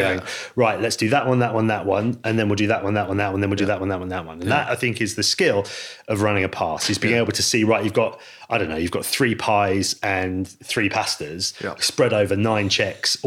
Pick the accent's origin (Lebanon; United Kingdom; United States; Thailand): United Kingdom; Lyme Regis, South West England; I grew up in Lyme Regis.